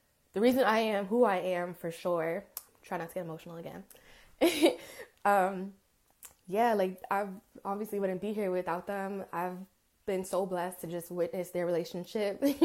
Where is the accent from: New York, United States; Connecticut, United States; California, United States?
New York, United States; Rockland County; also born or lived in Englewood, New Jersey; I'm from Rockland County, New York